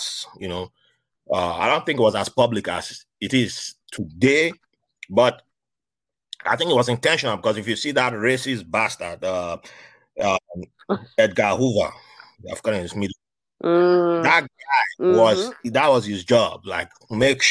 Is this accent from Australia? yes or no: no; Nigeria; moved away; when I was growing up in Nigeria